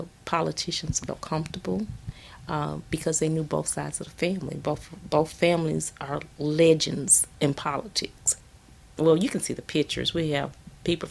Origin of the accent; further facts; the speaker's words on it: the South, United States; we're from the South